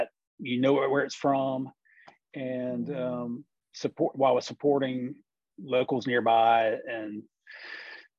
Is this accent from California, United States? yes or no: no; St. Simons Island, Georgia, United States; also born or lived in Athens, Georgia; growing up on St. Simon's, I got my first job in the restaurant business when I was 15